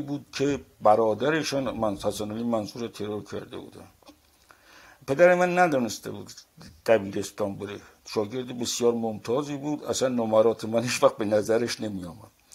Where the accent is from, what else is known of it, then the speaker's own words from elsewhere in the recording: Qazvin, Qazvin Province, Iran; moved away as an adult; now in France; من در جنوب شهر قزوین دنیا آمدم پشت بازار قزوین